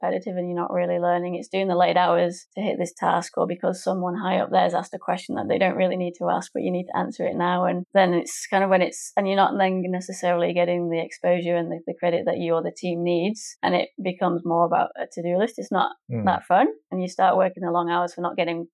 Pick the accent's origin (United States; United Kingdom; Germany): United Kingdom; England; moved away as an adult; now in Melbourne, Australia; I'm English, my partner's English